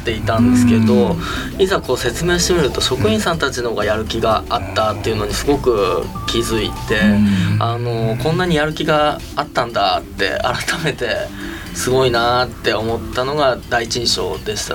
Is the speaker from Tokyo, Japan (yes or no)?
yes; Fuchu, Tokyo, Japan; 実家は府中市なんですけども、父親の実家が山梨なんですね。